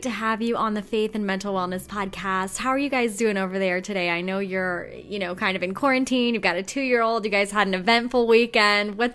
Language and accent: English; California, United States; I'm a California girl born and raised